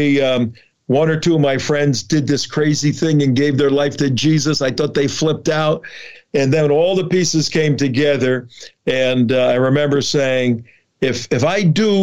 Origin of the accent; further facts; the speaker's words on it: Newark, New Jersey, United States; also born or lived in Chicago; I grew up in New Jersey, Catholic family, Catholic Italian family